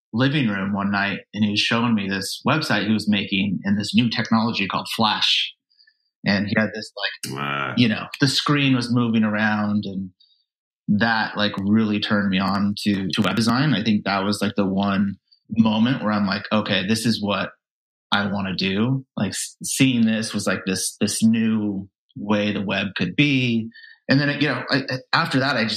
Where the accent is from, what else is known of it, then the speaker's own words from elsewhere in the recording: Vacaville, California, United States; I grew up in Vacaville, California, Northern California